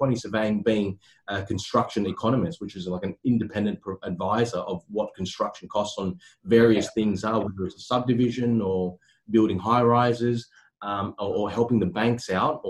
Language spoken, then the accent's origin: English; Sydney, New South Wales, Australia; also born or lived in Cabramatta / Bonnyrigg; I grew up in Cecil Hills and formerly, you know, Cabramatta and Bonnerig